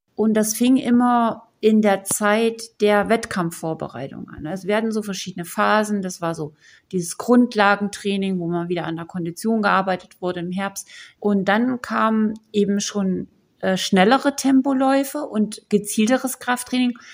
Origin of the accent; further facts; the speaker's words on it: East Germany, Germany; bei uns in der DDR